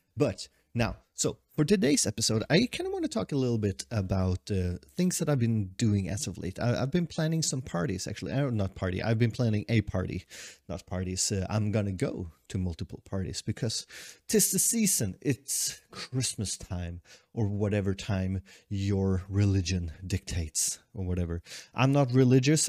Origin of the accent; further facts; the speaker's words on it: Sweden; also born or lived in Tokyo, Japan; i've been holed up in my hometown for so long